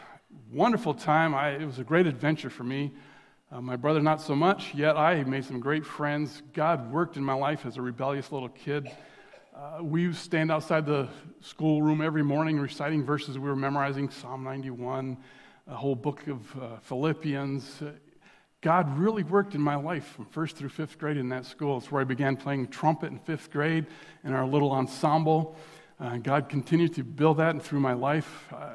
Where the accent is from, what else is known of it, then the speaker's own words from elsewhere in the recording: India; I was born in India to missionary parents way back in the day. Just so grateful for growing up in another country, to be exposed to different culture